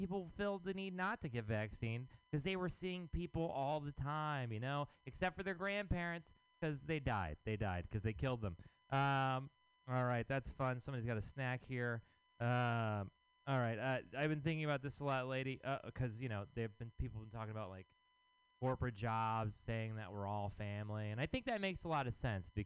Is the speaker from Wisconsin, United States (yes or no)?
no; Texas, United States; now in San Francisco, United States; I am from Texas